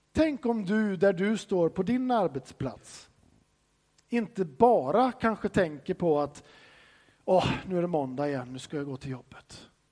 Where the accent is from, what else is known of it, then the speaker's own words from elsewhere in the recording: Sweden; som svensk så får man ju höra från barnsben att du ska inte tro att du är någonting